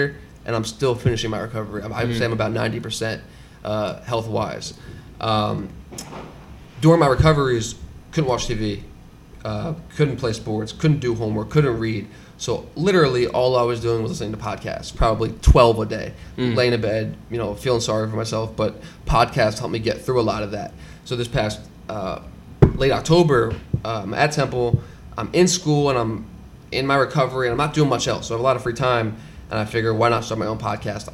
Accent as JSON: {"language": "English", "town": "Philadelphia", "region": "Pennsylvania", "country": "United States", "tie": "born or raised there", "said": "I'm from Philly, born and raised, and grew up as a lifelong athlete"}